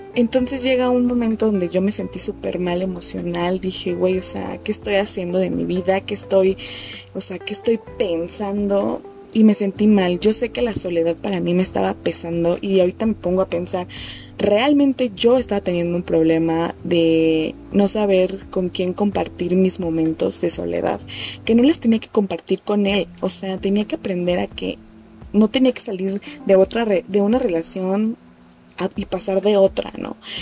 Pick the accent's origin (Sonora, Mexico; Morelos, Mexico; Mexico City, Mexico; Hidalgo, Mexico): Mexico City, Mexico; also born or lived in Chetumal, Quintana Roo; Yo soy de la Ciudad de México, me fui a estudiar a Chetumal